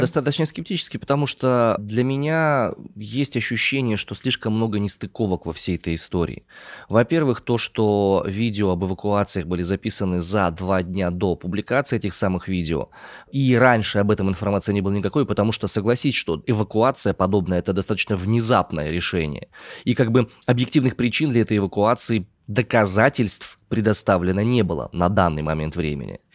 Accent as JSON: {"language": "Russian", "town": "Omsk", "region": "Omsk Oblast", "country": "Russia", "tie": "born or raised there", "said": "я родом из Омска"}